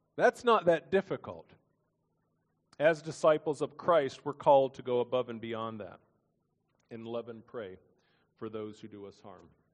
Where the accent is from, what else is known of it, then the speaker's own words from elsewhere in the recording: Lexington, Kentucky, United States; my hometown in Lexington, Kentucky